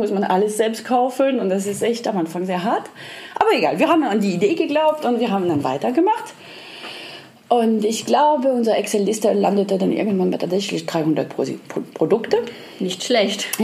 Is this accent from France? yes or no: yes; Lyon, Auvergne-Rhône-Alpes, France; Ich bin aus Lyon, das ist die Hauptstadt der Gastronomie. Da esse ich schon seit meiner Kindheit eigentlich total gern alles Mögliche